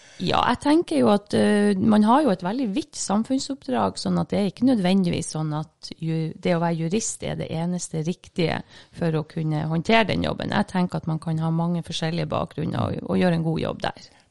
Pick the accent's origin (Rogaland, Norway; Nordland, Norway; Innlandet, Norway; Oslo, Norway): Nordland, Norway; Bodø; Jeg kommer ifra Bodø. Fra Rønvika i Bodø.